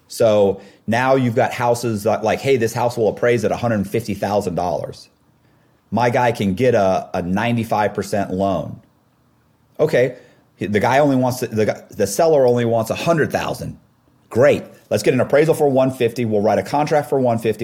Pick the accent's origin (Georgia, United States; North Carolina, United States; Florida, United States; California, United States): Florida, United States; Temple Terrace; I grew up in Temple Terrace, it's kind of like a suburb of Tampa.